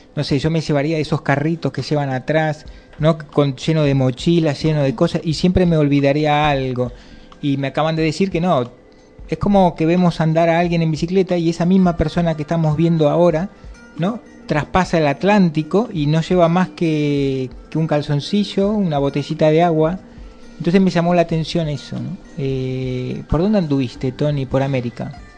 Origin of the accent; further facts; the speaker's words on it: Argentina; now in Valencia, Spain; nosotros venimos de Argentina